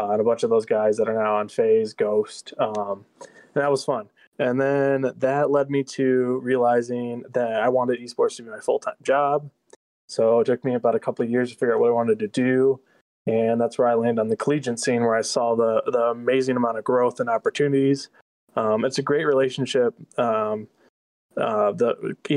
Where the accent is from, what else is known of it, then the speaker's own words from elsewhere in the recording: Midland, Michigan, United States; I'm actually from Midland, Michigan, where Northwood's located